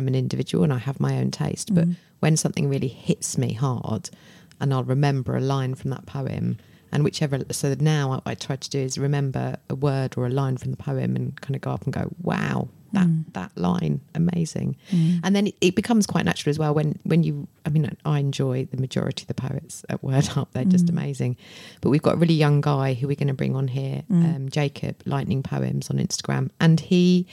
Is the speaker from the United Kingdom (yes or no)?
yes; Tunbridge Wells, South East England, United Kingdom; I grew up here in Tunbridge Wells.